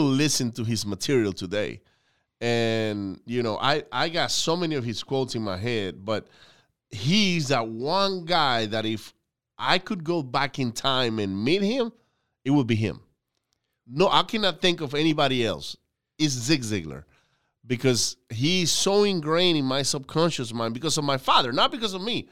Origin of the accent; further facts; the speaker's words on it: Venezuela; now in United States; I grew up in Venezuela